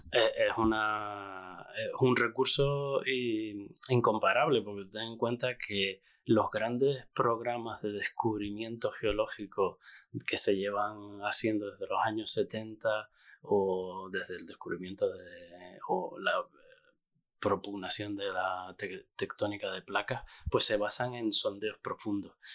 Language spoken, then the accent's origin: Spanish; La Orotava, Canary Islands, Spain; yo soy canario, soy de la Orotava y crecí allí